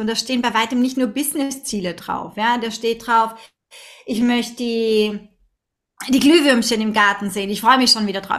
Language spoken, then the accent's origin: German; Vienna, Austria; now in Linz, Austria; obwohl ich ein Stadtkind bin, als, als Wienerin